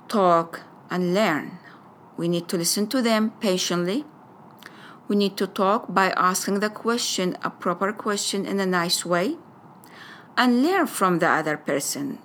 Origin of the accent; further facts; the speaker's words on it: Iraq; first language Arabic; English is a second language; moved away as an adult; also born or lived in Jordan / New Zealand; now in United States; I was raised, born and raised in Iraq